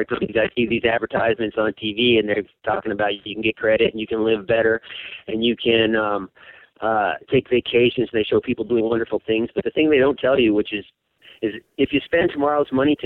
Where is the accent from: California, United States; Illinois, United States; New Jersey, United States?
California, United States; moved away as an adult; I'm from California